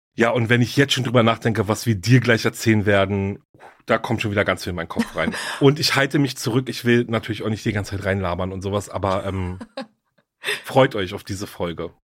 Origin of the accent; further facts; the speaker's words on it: Berlin, Germany; Berlin, meine Heimatstadt